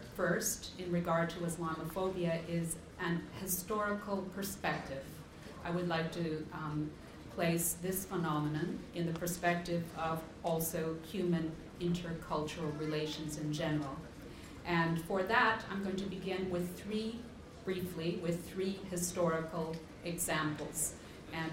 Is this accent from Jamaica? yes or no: no; Canada; in my own country, Canada